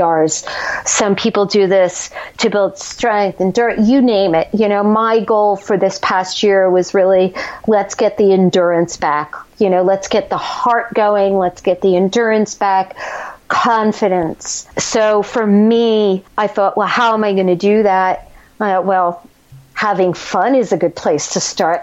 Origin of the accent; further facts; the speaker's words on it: New Jersey, United States; we're both from Jersey